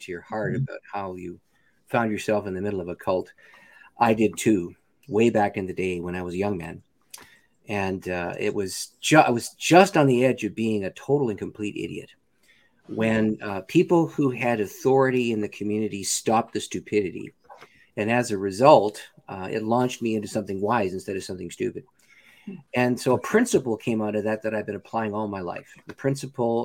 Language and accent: English; Canada; I'm a Canadian